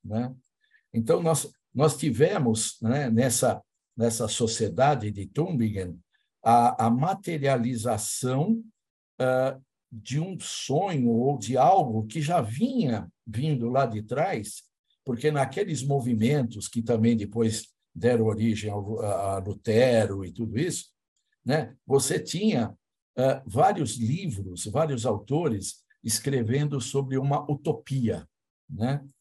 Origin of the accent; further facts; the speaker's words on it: Brazil; como brasileiros